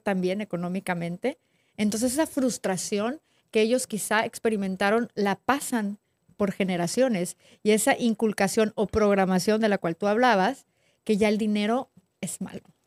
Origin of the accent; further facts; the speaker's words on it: northern Mexico, Mexico; Yo también soy del norte.